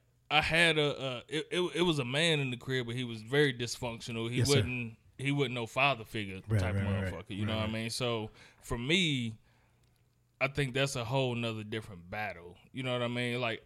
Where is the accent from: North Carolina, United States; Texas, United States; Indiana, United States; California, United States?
Indiana, United States; Gary; where I grew up in Gary, Indiana